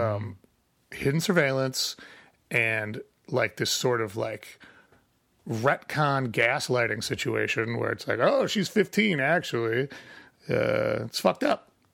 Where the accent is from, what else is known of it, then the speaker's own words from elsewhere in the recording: Chicago, Illinois, United States; I'm from Chicago because I'm not from the side of Chicago where people get murdered